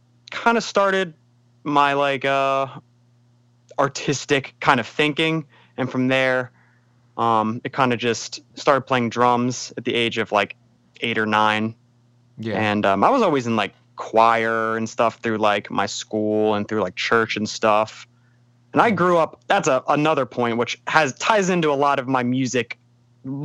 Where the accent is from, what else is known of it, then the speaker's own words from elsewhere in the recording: Pike Creek, Delaware, United States; I am from Wilmington, Delaware, a little bit more specifically Pike Creek, Delaware